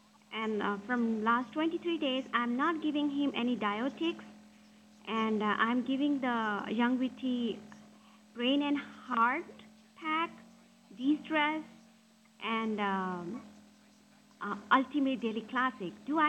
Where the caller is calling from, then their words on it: India; I'm calling you from India.